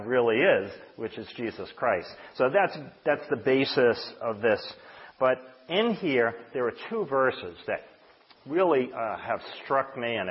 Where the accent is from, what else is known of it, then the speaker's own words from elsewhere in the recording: United States; I was born here in America